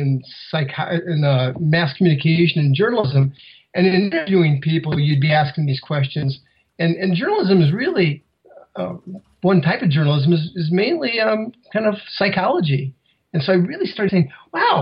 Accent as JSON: {"language": "English", "region": "Iowa", "country": "United States", "tie": "born or raised there", "said": "I grew up in Iowa"}